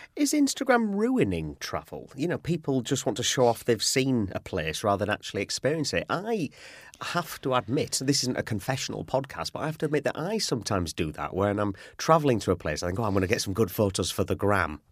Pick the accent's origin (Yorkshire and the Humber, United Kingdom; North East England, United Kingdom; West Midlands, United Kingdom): Yorkshire and the Humber, United Kingdom; I'm from Yorkshire, which is the, the north of England